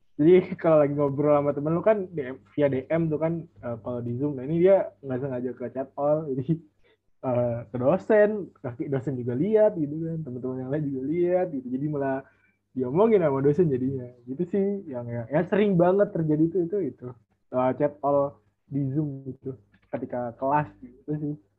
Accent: Central Lampung, Indonesia; now in Bandar Lampung, Indonesia; gue sendiri kebetulan asli Lampung, uh, cuman gue aslinya Lampung Tengah

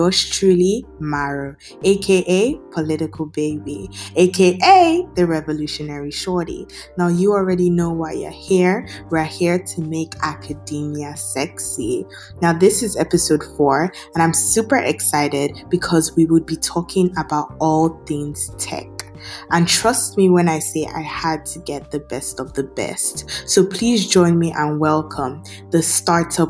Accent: Nigeria

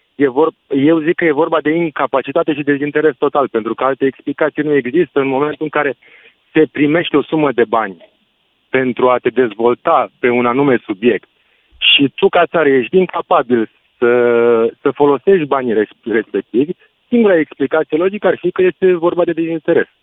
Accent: Reșița, Caraș-Severin County, Romania; sunt din Reșița

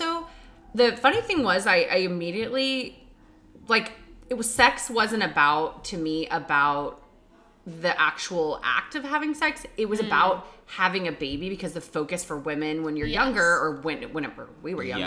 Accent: Texas, United States; I'm from Texas, so it was extremely gendered, extremely conservative.

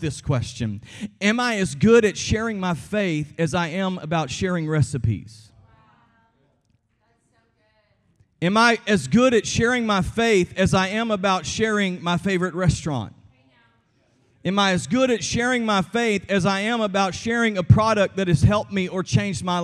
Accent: Texas, United States; I'm from Texas

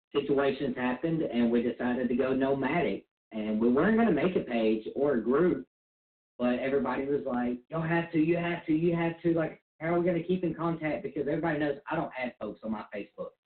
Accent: Mississippi, United States; We are married and we're from Mississippi

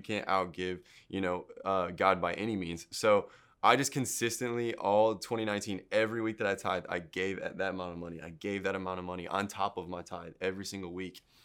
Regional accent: Midland, Michigan, United States; moved away as an adult; now in Houston, United States; I was born there and then raised there until I was, uh, I think I moved here when I was nineteen

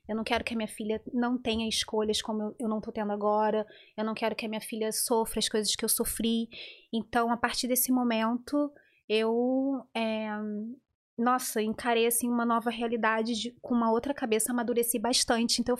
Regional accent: Rio de Janeiro, Brazil; moved away; Sim, eu fui mãe adolescente, fui mãe hum. com 19 anos no Rio de Janeiro.

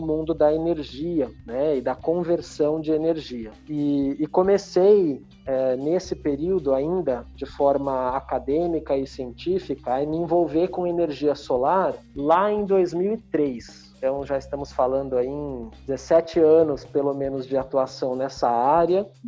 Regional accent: São Paulo, Brazil; paulista paulistano de São Paulo, é, nascido e criado em São Paulo

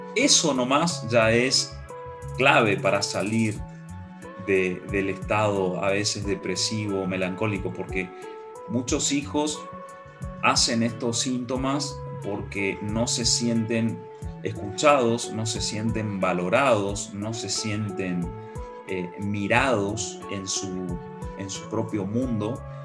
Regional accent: Argentina; yo evoco mi niñez en Nintlaibaté

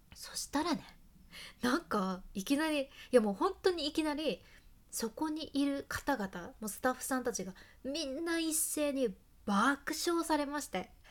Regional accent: Hakata, Fukuoka, Japan; accent: Hakata dialect; 博多弁の幸あれ子でした

